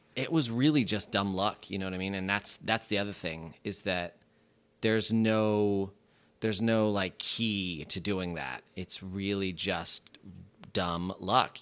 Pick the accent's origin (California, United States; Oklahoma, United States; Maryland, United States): California, United States; San Francisco; moved away as an adult; now in Los Angeles, United States; born and raised in San Francisco